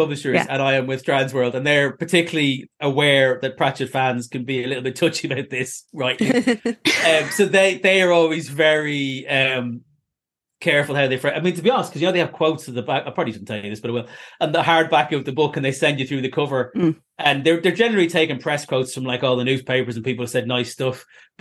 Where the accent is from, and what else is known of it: Ireland; now in United Kingdom